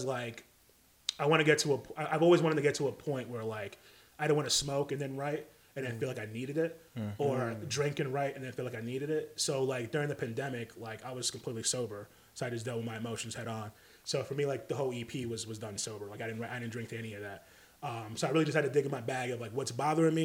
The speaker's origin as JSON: {"language": "English", "town": "New York City", "region": "New York", "country": "United States", "tie": "born or raised there", "moved": "yes", "lives_now": "Charlotte, United States", "said": "I grew up in Park Hill Projects when I was a kid"}